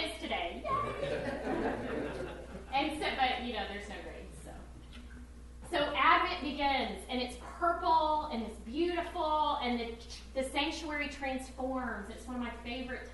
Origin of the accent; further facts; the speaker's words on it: Texas, United States; moved away; I grew up in Texas, so we didn't have mountains